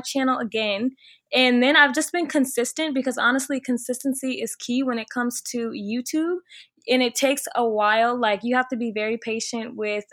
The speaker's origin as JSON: {"language": "English", "town": "Chicago", "region": "Illinois", "country": "United States", "also_born_or_lived": "Virginia", "moved": "as an adult", "lives_now": "Miami, United States", "said": "I'm originally from the Chicago area"}